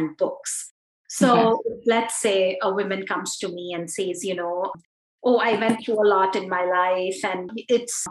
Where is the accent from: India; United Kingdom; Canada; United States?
India; I am this Indian lady